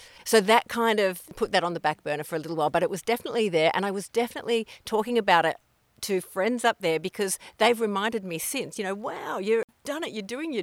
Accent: Phillip Island, Victoria, Australia; moved away as an adult; also born or lived in Darwin, Northern Territory / Kimberley, Western Australia; now in Yackandandah, Australia; I am Victorian. Originally, I grew up on Phillip Island

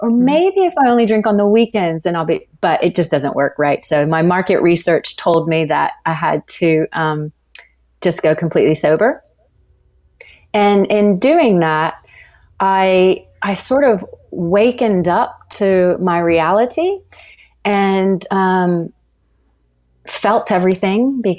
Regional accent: Louisiana, United States; moved away as an adult; also born or lived in Los Angeles; Yeah, I grew up in Louisiana.

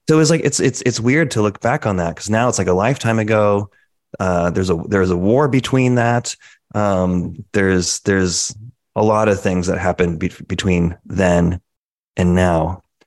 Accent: Connecticut, United States; both originally from Connecticut. We grew up there

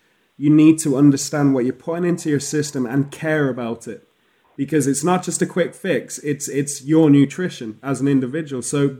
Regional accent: Spain; moved away; also born or lived in Los Angeles, United States; organic food is what I was raised up on in Europe, you know, like it's what I remember in Spain

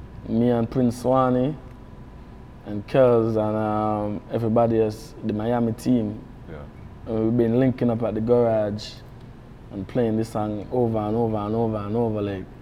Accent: Kingston, Jamaica; born there; Yeah, I was born in Jamaica.

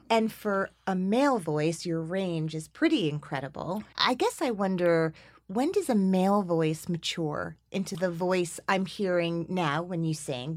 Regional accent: Teaneck, New Jersey, United States; I grew up in Teaneck, New Jersey

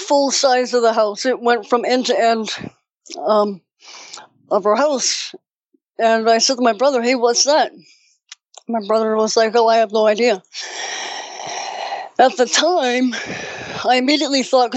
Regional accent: Victoria, British Columbia, Canada; also born or lived in Langford, British Columbia; I'm from Canada and up here in British Columbia. I grew up for the first part of my life up until my teens in Victoria

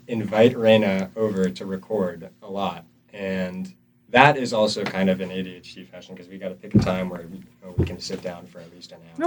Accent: upstate New York, United States; now in North Carolina, United States; I'm from New York, and it used to just be snowy all the time over there, upstate New York

